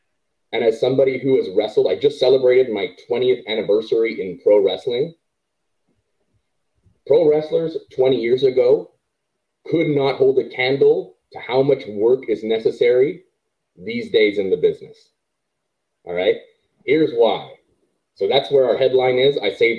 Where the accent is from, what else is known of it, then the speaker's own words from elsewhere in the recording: Canada; as a Canadian